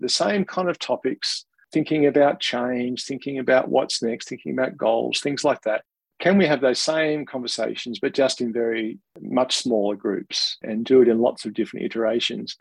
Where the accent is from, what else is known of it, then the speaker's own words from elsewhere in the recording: Australia; accent: Australian; you might be able to tell from my accent, but being an Australian